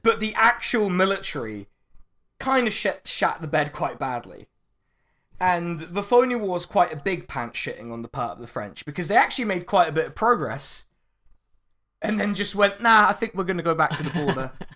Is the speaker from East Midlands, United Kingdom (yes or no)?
no; Reading, South East England, United Kingdom; Reading means the place, the boring place where I'm from